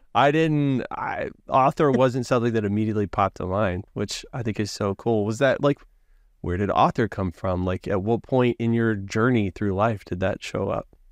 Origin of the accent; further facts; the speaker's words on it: Hewitt, Texas, United States; I grew up in Hewitt